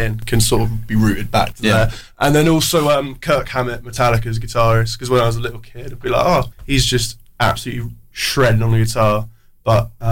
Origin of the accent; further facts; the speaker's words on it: Farnborough, South East England, United Kingdom; now in Reading, United Kingdom; I'm from Farnborough